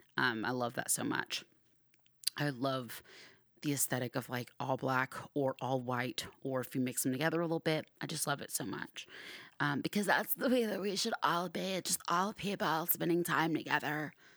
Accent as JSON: {"language": "English", "region": "Georgia", "country": "United States", "tie": "born or raised there", "moved": "yes", "lives_now": "Arizona, United States", "said": "I grew up in Georgia"}